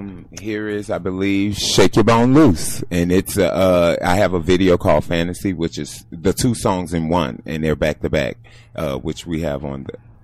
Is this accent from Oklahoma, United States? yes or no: no; New Orleans, Louisiana, United States; New Orleans, uptown in the Magnolia housing development on the third floor.